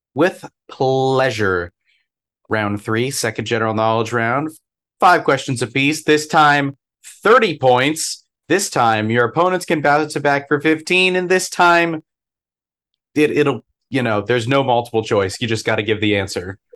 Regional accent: Virginia, United States; us growing up in Virginia

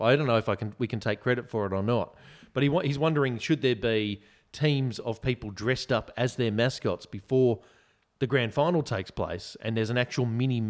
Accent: Bondi, New South Wales, Australia; We grew up in Bondi, and Bondi Road, for any listeners that don't know, very busy street, bumper to bumper a lot of the time.

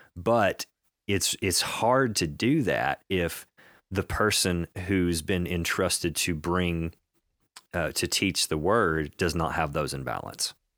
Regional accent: United States; we as a, as an American Christian people

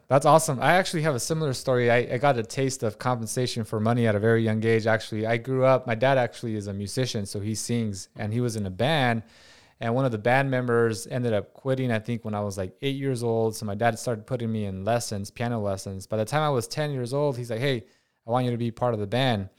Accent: Watsonville, California, United States; I'm from Watsonville, California

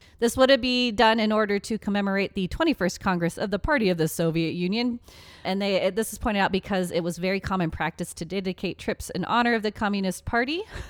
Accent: England, United Kingdom; We're very English. We're very sorry.

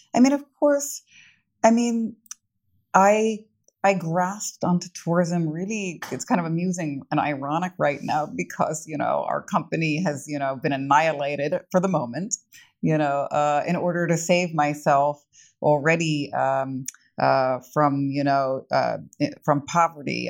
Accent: New York City, New York, United States; moved away as an adult; now in Prague, Czech Republic; as a New Yorker

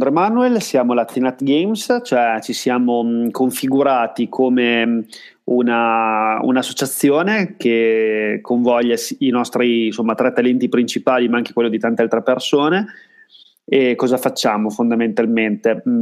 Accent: Parma, Emilia-Romagna, Italy; Io vengo da Parma

